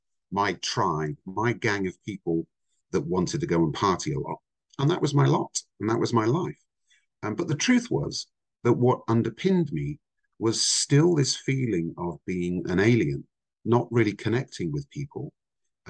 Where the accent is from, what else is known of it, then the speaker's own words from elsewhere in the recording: Somerset, South West England, United Kingdom; also born or lived in Vancouver, Canada; I'm actually Canadian. I was born in Vancouver, but I grew up in the UK. So I came to the UK when I was five, and I lived in the south of England, an area called Somerset